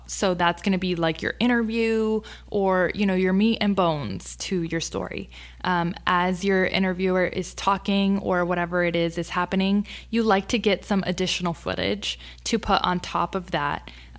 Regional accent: Sharyland, Texas, United States; I'm from Sherryland. Awesome. Yeah, born and raised. Like, that's where I went from elementary all the way to high school.

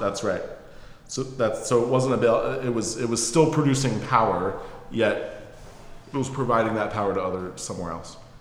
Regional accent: suburb north of New York City, United States; now in Philadelphia, United States; I grew up in a suburb in mm-hmm. New York, um, north of New York City

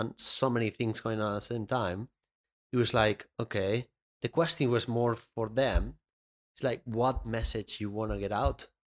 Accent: Benicàssim, Valencian Community, Spain; moved away; my hometown in Spain

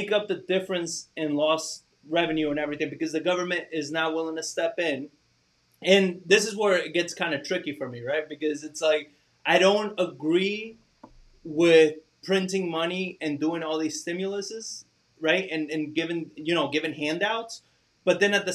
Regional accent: New York, United States; moved away as an adult; I grew up there

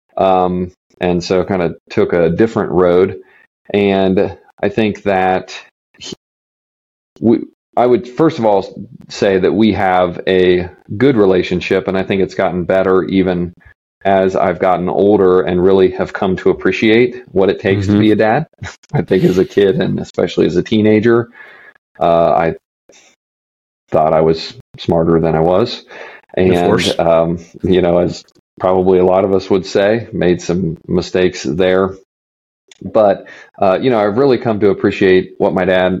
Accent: Midwest, United States; growing up in the Midwest

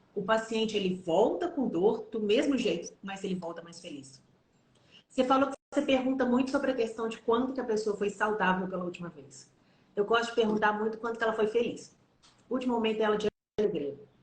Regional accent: Minas Gerais, Brazil; Eu sou mineira

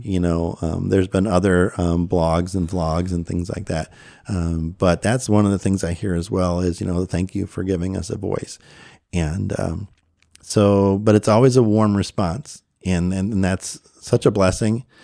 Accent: Chicago, Illinois, United States; moved away; also born or lived in Maryland / Conroe, Texas; I was born and raised in the Chicago area

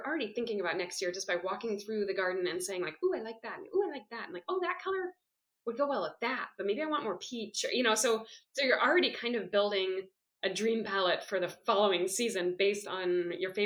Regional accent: Oakland, California, United States; moved away as an adult; now in Belgium; I grew up in Oakland

